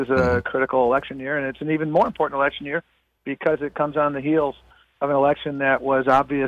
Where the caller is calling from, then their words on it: Brownsville, Texas, United States; I'm calling in from Brownsville, Texas